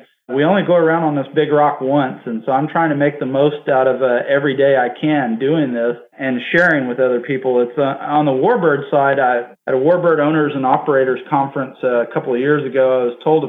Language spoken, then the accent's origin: English; Harlingen, Texas, United States; I grew up in Harlingen, Texas. My main residence is in Harlingen.